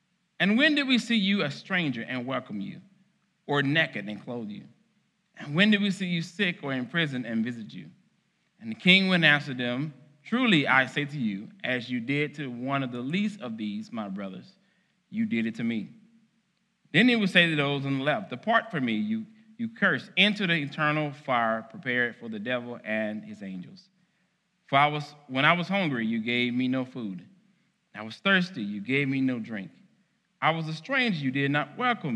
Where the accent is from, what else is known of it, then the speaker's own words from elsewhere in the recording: Arkansas, United States; moved away; Growing up in Arkansas, which I still believe has the best barbecue